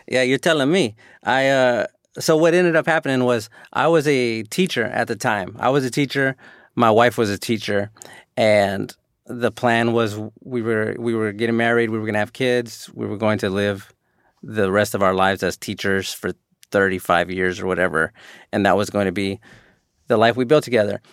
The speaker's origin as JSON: {"language": "English", "town": "San Antonio", "region": "Texas", "country": "United States", "tie": "born or raised there", "also_born_or_lived": "Houston", "said": "where I grew up in San Antonio"}